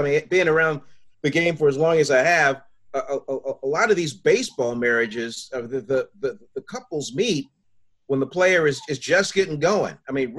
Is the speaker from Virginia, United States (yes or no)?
yes; Richmond, Virginia, United States; I'm from Virginia, so I grew up in the Parker Field where the Richmond Braves played was in my backyard.